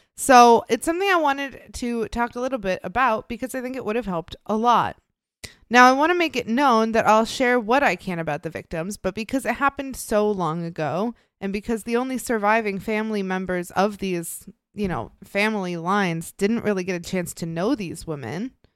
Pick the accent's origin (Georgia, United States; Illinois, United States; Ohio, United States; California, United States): Illinois, United States; moved away; my home state of Illinois.